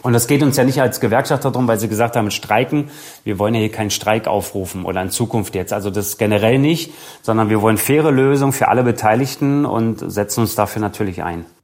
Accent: Berlin, Germany; moved away as an adult; also born or lived in Leverkusen; ich bin ja Berliner gebürtiger, habe dann bei der Hertha gespielt

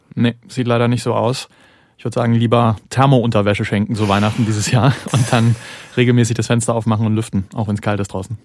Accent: Zwickau, Saxony, Germany; ich komme aus Zwickau und bin dann auch aufgewachsen natürlich mit Räuchermännchen

